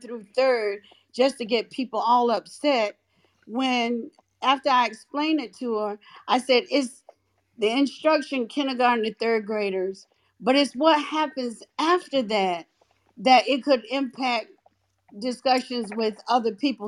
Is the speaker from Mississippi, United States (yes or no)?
no; North Carolina, United States; I'm from North Carolina